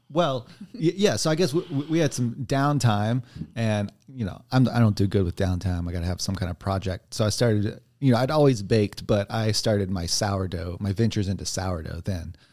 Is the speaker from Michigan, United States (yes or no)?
no; Texas, United States; moved away; also born or lived in New Mexico; I'm from Texas originally